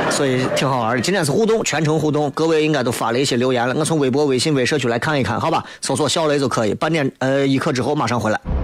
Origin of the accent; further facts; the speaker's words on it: Xi'an, Shaanxi, China; 你作为一个西安人，你一听就知道